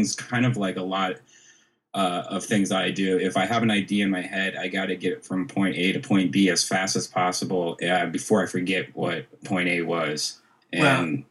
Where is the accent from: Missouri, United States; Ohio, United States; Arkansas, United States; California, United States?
Ohio, United States; Dublin; I actually grew up in Dublin, Ohio